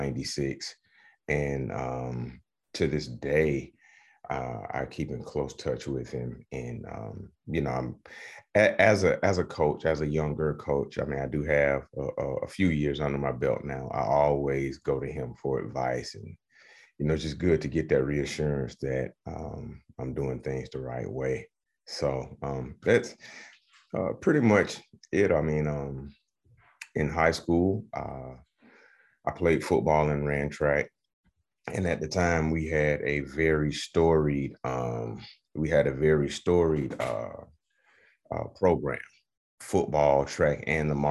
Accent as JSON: {"language": "English", "town": "Atlanta", "region": "Georgia", "country": "United States", "tie": "born or raised there", "said": "growing up in Atlanta in the 80s, 80s and 90s"}